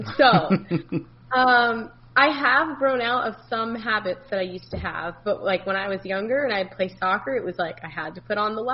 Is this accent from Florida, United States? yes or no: yes; Florida, United States; I'm from Florida